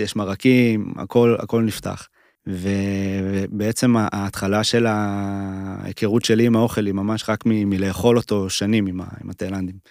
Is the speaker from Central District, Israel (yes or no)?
no; Paran, Southern District, Israel; moved away; בעיקרון הערבה, וספציפית פארן, איפה שגדלתי